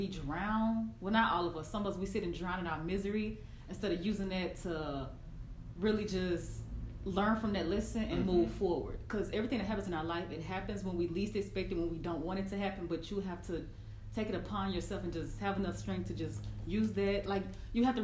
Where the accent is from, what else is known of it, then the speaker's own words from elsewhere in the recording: Houston, Texas, United States; I'm from Houston, Texas